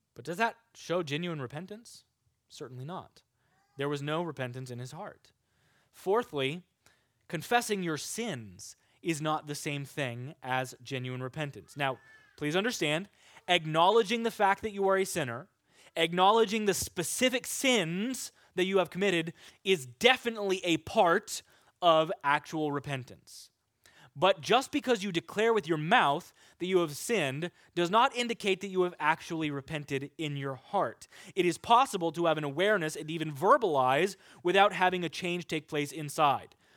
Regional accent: Kansas, United States; I'm from Kansas. There are pigs there. And I remember occasionally when I was growing up, we would drive to see our friends in Fredonia, Kansas

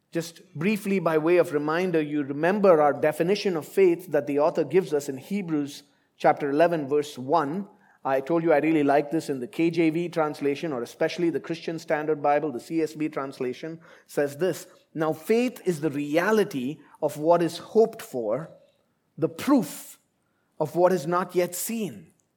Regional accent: India; moved away as an adult; now in Abu Dhabi, United Arab Emirates; I left India, my home country, fifteen years ago and I've lived in different places

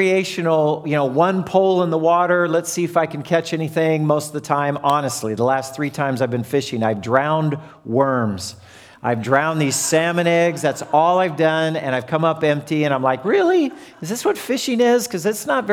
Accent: Southern California, United States; moved away; I come from Southern California

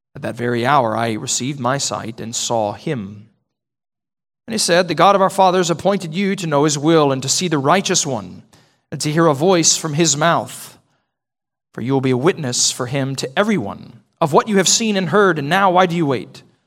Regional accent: Texas, United States; I've been a Texan my whole life

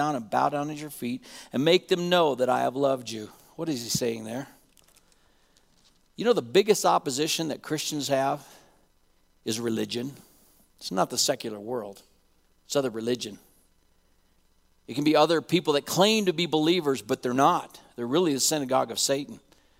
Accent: Laramie, Wyoming, United States; I want you to know that I'm a cowboy fan too. I grew up in Laramie, Wyoming.

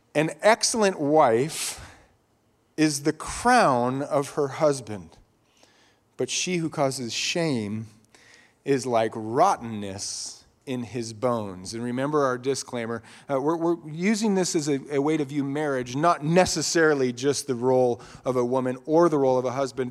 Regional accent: Eagle, Idaho, United States; growing up in Idaho, Idaho used to be uh, less densely populated. Some of you remember that, especially in Eagle, Idaho. It was mostly I grew up on a dirt road

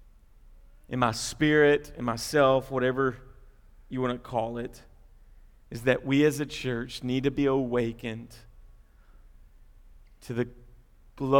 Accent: United States; also born or lived in Bowling Green, Kentucky; as American Christians

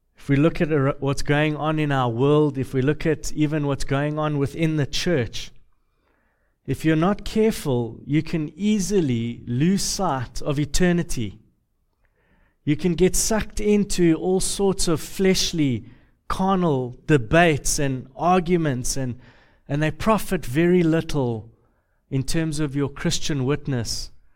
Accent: Deep South, United States; accent: southern; I'm from the south, uh, the deep south, the, the really, really deep south

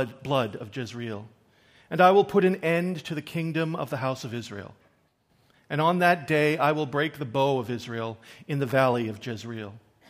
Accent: Newfoundland and Labrador, Canada; I am a Newfoundlander, born and bred, and despite the lack of an accent, I am actually a Newfoundlander. I have never really lived long, long periods of time elsewhere. I'm from Newfoundland.

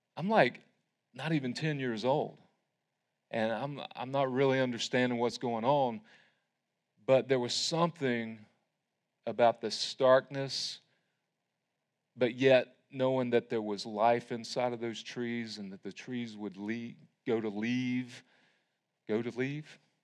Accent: Tryon, North Carolina, United States; I grew up in Tryon United Methodist

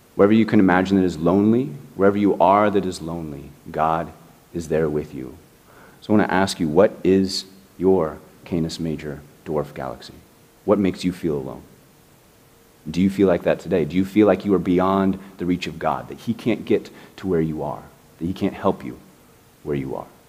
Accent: Indianapolis, Indiana, United States; born or raised there; now in Miami, United States

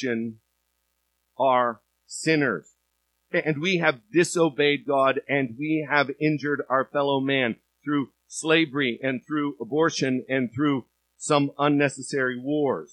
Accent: United States; being American and loving America

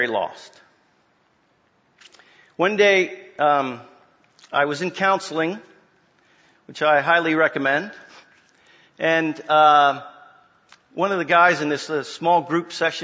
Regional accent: Springfield, Virginia, United States; now in Orlando, United States; I was born and raised in Northern Virginia, in Springfield

